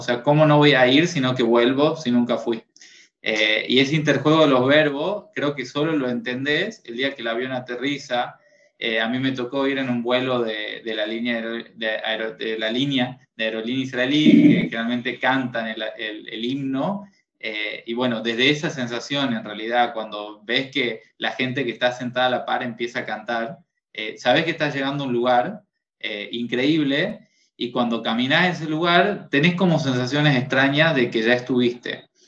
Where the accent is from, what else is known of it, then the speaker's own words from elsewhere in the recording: Tucumán, Argentina; Soy tucumano, del norte de Argentina